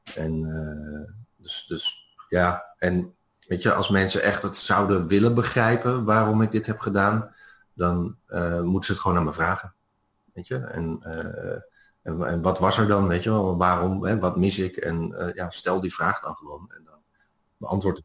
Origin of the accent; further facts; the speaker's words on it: Netherlands; moved away as an adult; als Nederlander